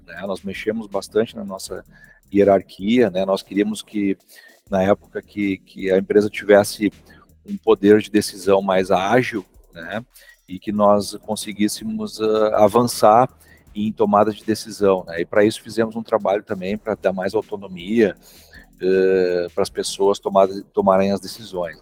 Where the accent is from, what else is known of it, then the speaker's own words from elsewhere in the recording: Santa Cruz do Sul, Rio Grande do Sul, Brazil; Sou aqui da cidade de Santa Cruz do Sul, Rio Grande do Sul